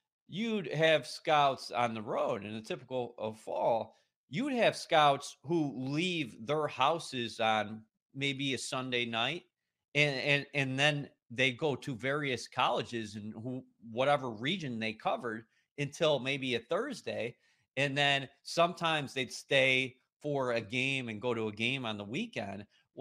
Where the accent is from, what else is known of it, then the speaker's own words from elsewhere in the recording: Buffalo, New York, United States; now in Florham Park, United States; I grew up in Buffalo, New York. I thought I was seeing lake effect snow again coming.